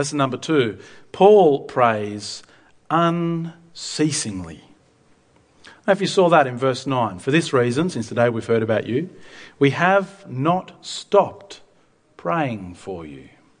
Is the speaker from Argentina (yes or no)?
yes; Argentina; Myself as a missionary kid, I grew up in Argentina.